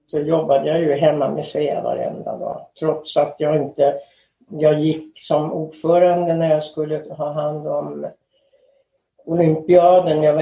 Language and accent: Swedish; Stockholm, Stockholm County, Sweden; moved away as an adult; also born or lived in Los Angeles, United States; now in United States; Jag kommer från Stockholm.